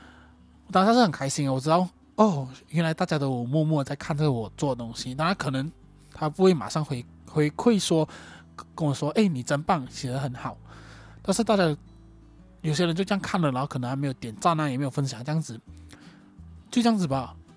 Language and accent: Chinese; Johor, Malaysia; moved away as an adult; also born or lived in Kuala Lumpur; 那我家乡在瑞罗富